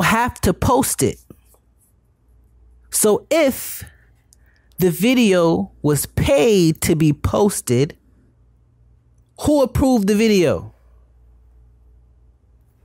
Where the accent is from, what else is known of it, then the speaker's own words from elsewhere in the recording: Broward County, Florida, United States; We're from Broward County. We're right here in Lauderdale